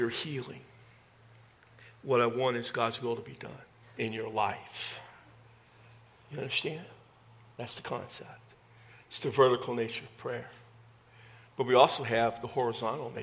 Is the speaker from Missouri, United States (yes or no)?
no; Texas, United States; accent: Texas; My Texas accent